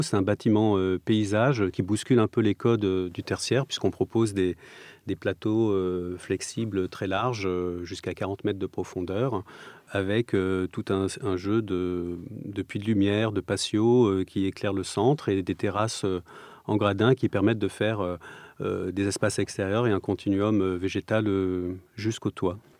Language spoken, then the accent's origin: French; Provence-Alpes-Côte d'Azur, France; moved away; also born or lived in Strasbourg; j'ai grandi dans le sud de la France, sur la côte d'Azur